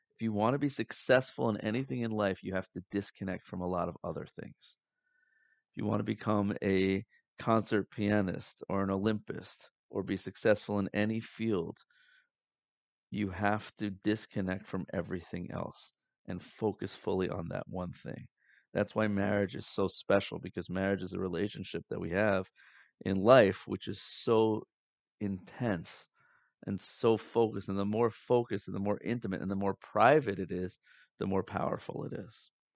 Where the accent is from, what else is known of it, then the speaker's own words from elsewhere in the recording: United States; growing up in America, in the Western world